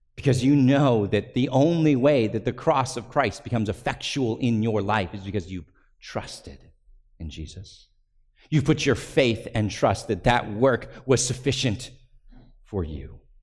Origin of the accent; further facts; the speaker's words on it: United States; we're American, so we have this built-in distrust of kings